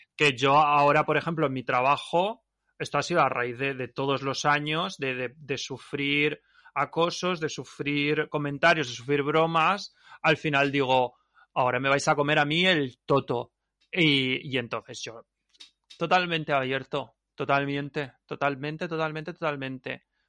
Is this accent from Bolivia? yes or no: no; Alicante, Valencian Community, Spain; also born or lived in Ibiza / Mallorca; mi pueblo